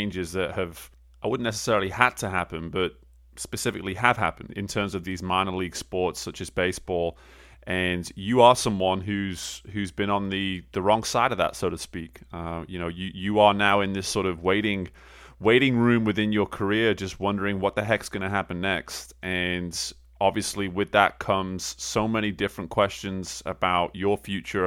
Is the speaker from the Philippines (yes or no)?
no; England, United Kingdom; an English guy who did not grow up on baseball